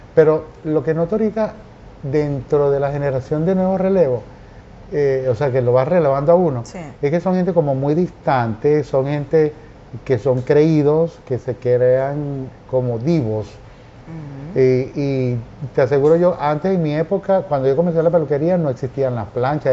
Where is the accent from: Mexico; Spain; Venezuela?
Venezuela; Carúpano, Sucre; moved away; Yo nací, yo nací en Carúpano, estado Sucre, un 8 de octubre, y eh, adoro ese pueblo, mi infancia espectacular